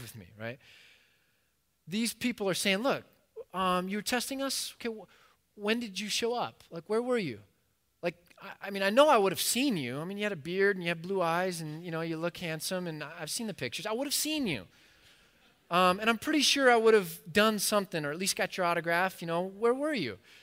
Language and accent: English; United States; as an American